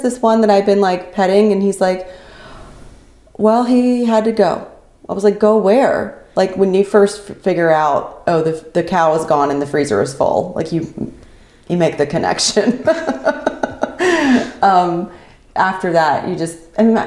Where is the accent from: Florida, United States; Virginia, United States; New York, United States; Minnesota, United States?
Virginia, United States; Winchester; I was born in Winchester, Virginia.